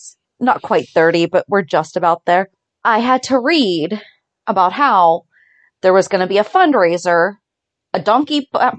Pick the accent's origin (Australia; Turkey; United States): United States; Ohio; born or raised there